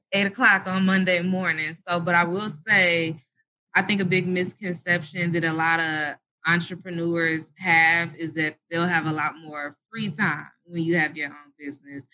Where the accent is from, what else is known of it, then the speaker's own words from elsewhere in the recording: Detroit, Michigan, United States; also born or lived in Atlanta, Georgia; I was born in Detroit, Michigan